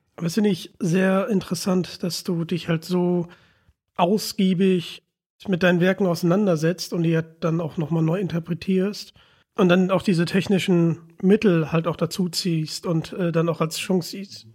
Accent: Northern Germany, Germany; als Norddeutscher

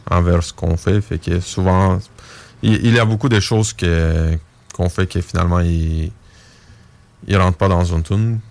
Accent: Bulgaria; on vient de la Bulgarie

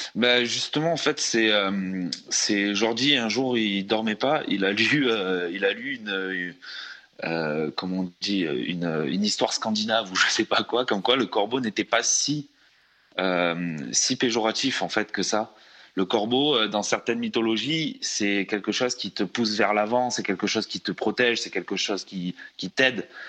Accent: France; on est, on est français. On est français

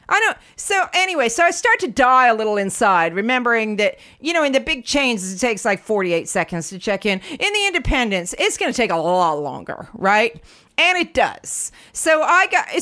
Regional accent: United States; now in London, United Kingdom; I'm from the states

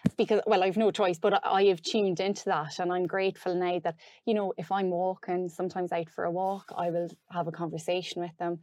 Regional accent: Roscommon, Connacht, Ireland; now in Dunmore East, Ireland; I'm from Roscommon originally

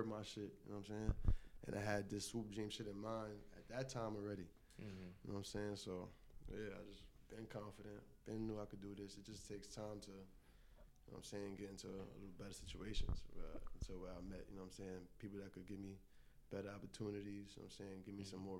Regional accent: New York City, New York, United States; From Lower East Side Manhattan

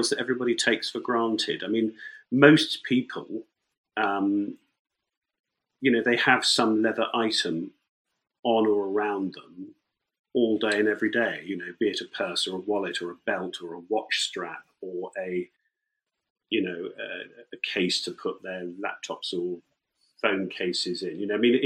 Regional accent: near Northampton, East Midlands, United Kingdom; moved away; also born or lived in London; I grew up near Northampton, and my parents, my dad ran an engineering business in Northampton

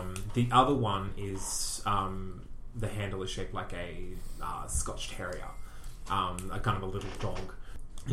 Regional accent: Australia; I'm Australian.

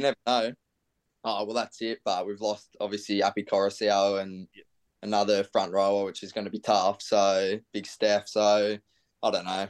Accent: Central Coast, New South Wales, Australia; I'm from the Central Coast

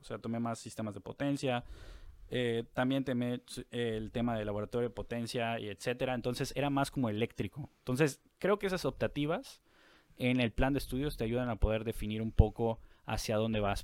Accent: Mérida, Yucatán, Mexico; now in Monterrey, Mexico; soy de La Blanca, Mérida

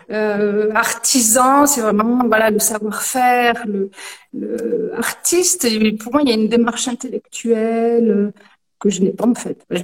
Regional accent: Lyon, Auvergne-Rhône-Alpes, France; la base je suis lyonnaise.

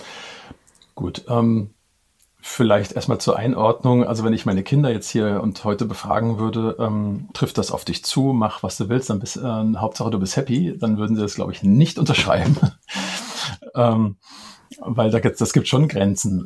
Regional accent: Cologne, North Rhine-Westphalia, Germany; komme ich ähm, gebürtig aus Köln.

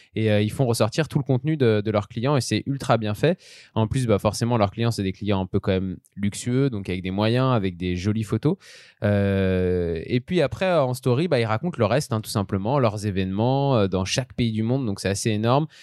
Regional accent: Lyon, Auvergne-Rhône-Alpes, France; nous, en tant que Lyonnais

